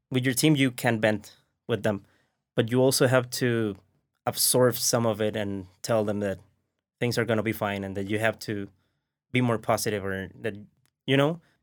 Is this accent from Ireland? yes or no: no; Mexico; English is a second language; we are from Mexico